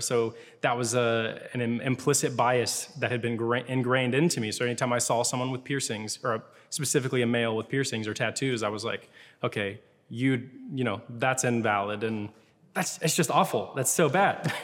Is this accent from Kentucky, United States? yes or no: yes; Louisville, Kentucky, United States; moved away as an adult; also born or lived in Lexington, Kentucky; now in Atlanta, United States; I grew up in Louisville, Kentucky, lived there for most of my life